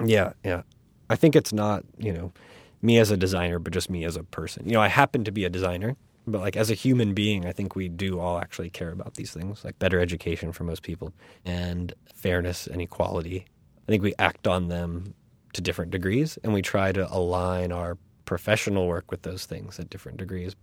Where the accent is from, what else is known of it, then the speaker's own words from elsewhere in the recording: Florida, United States; also born or lived in North Carolina / Virginia; now in New York, United States; where I grew up in Florida